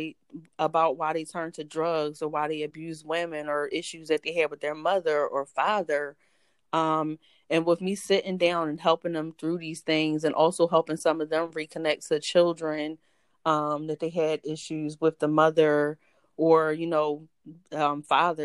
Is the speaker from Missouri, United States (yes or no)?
no; Philadelphia, Pennsylvania, United States; born and raised in Philadelphia